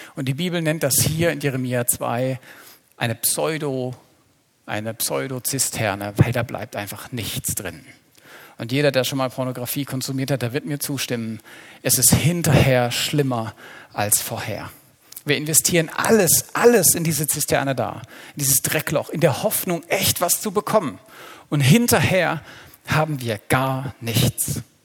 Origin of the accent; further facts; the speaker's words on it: Black Forest, Baden-Württemberg, Germany; Wir stammen aus dem Schwarzwald